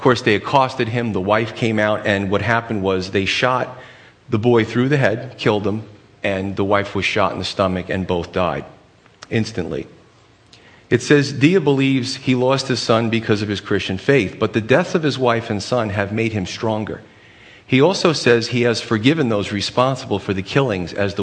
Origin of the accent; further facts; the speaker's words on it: United States; We demand it as Americans